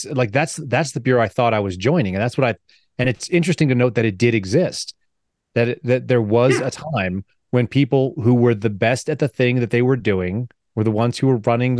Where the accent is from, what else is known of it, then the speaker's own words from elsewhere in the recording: Texas, United States; I'm from Texas. I'm a paramedic.